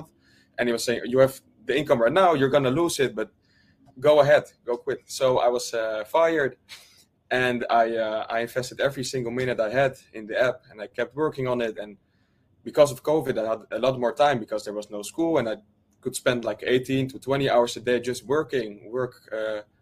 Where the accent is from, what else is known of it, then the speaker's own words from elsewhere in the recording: Netherlands; I'm from the Netherlands.